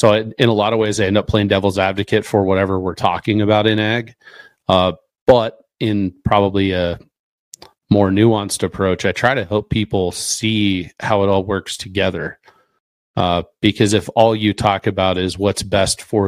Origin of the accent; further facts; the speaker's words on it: Eastern Oregon, United States; moved away; also born or lived in Nebraska / Minnesota / Colorado; I grew up in Eastern Oregon, lived in Nebraska and Minnesota